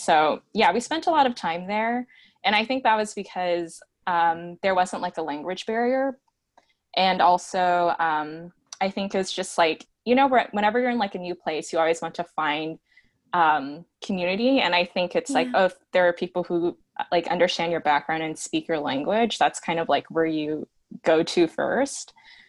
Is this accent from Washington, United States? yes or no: yes; Seattle, Washington, United States; where we grew up in Seattle